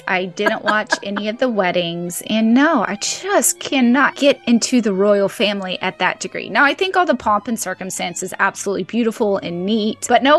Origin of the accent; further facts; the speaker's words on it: United States; As an American